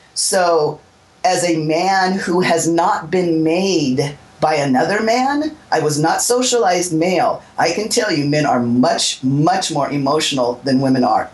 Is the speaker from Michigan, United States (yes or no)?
no; Southern California, United States; I was born in 1961, but I was born here in Southern California